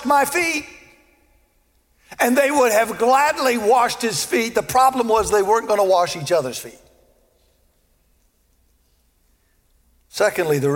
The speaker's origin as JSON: {"language": "English", "region": "the South", "country": "United States", "tie": "born or raised there", "said": "I was born in the South, and I was raised to treat people with respect"}